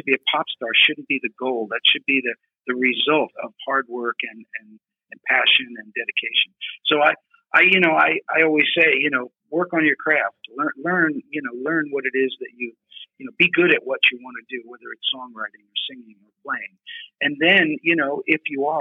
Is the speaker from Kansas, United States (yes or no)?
no; Pennsylvania, United States; I grew up in Pennsylvania